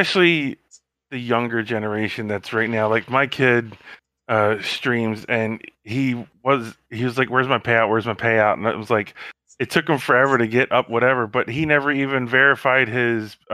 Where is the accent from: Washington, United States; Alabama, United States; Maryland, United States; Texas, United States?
Maryland, United States; Baltimore; I grew up in Baltimore